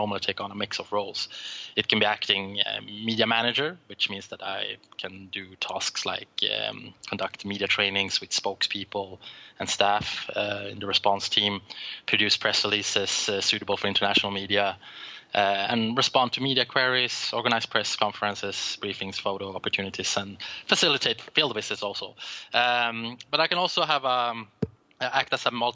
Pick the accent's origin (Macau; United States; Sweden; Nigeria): Sweden; I'm from Sweden